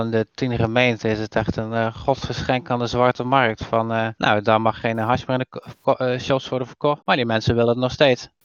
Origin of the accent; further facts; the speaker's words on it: Terneuzen, Zeeland, Netherlands; Terneuzen, wat wel altijd een leuk dingetje is voor mij, want dat is immers waar ik ben geboren